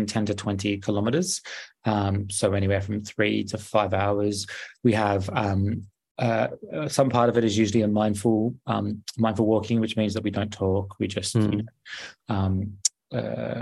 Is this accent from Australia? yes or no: yes; Australia; moved away as an adult; now in London, United Kingdom; growing up in Australia